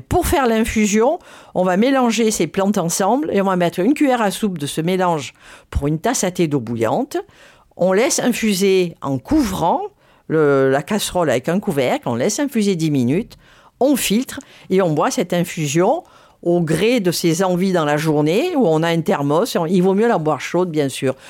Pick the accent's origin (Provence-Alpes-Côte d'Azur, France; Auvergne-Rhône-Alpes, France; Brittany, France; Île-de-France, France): Provence-Alpes-Côte d'Azur, France; j'ai grandi dans les Hautes-Alpes